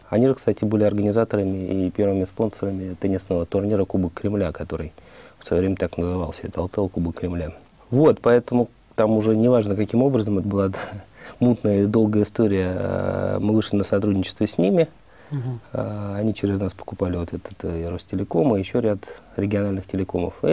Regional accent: Moscow, Russia; born or raised there

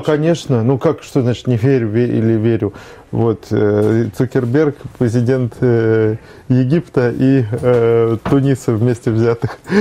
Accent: Moscow, Russia; also born or lived in Saint Petersburg; я э, родился в Москве в 1974 году. Нет, формально я появился на свет в Санкт-Петербурге

